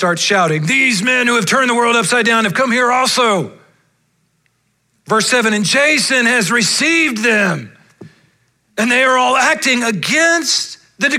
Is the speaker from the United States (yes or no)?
yes; United States; as an American Christian